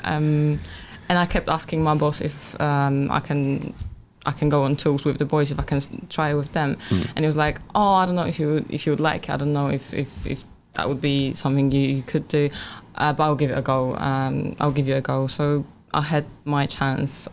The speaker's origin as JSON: {"language": "English", "country": "Poland", "tie": "born or raised there", "also_born_or_lived": "England", "second_language": "English", "moved": "as an adult", "lives_now": "United Kingdom", "said": "my hometown, yeah. uh, from Poland"}